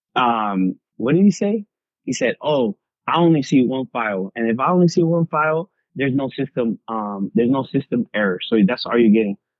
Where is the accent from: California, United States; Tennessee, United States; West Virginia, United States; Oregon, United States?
California, United States; Long Beach; I was born in 1989 in Long Beach